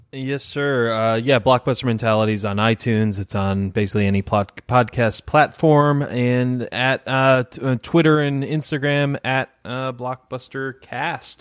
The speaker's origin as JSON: {"language": "English", "town": "Detroit", "region": "Michigan", "country": "United States", "said": "I'm from Detroit"}